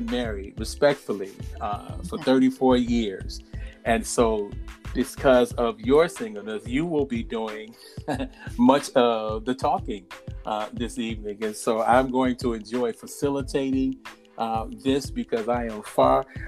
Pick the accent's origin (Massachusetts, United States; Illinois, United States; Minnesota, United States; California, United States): Illinois, United States; in the state of Illinois, my home state